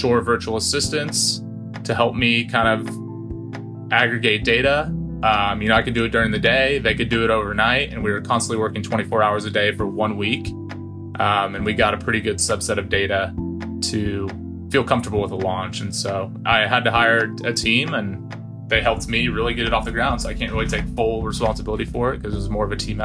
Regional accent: Wichita, Kansas, United States; moved away as an adult; now in Dallas, United States; I grew up in Wichita, spent 18 years there

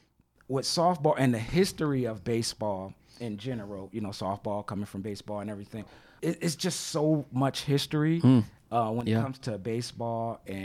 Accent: Philadelphia, Pennsylvania, United States; I'm from Philadelphia.

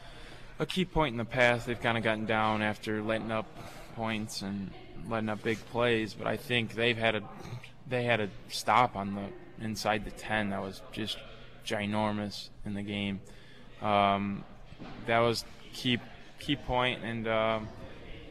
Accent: Northwest Indiana, United States; It's close to my home, and I'm from Northwest Indiana

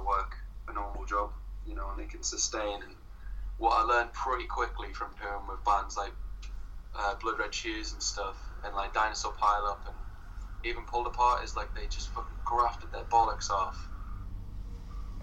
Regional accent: Sunderland, North East England, United Kingdom; moved away as an adult; now in Brighton, United Kingdom; I'm from Sunderland as well

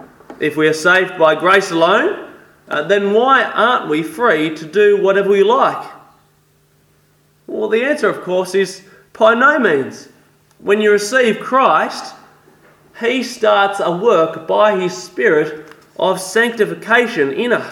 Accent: France; English is a second language; Yes, I am French. I was born in regional France, raised in a Catholic home.

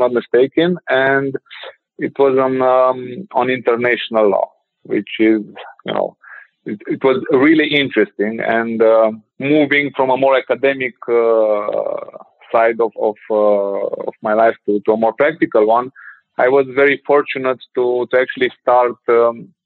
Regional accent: Ukraine; moved away as an adult; also born or lived in Bucharest, Romania; I was born in Ukraine, lived there for like my first 17 years there

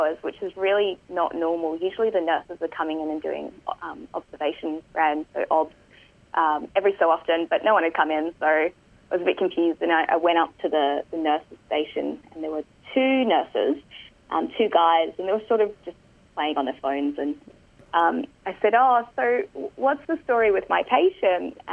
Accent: Perth, Western Australia, Australia; I'm from Perth.

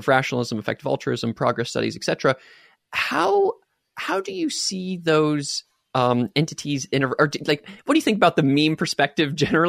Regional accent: United States; I was born and raised in America

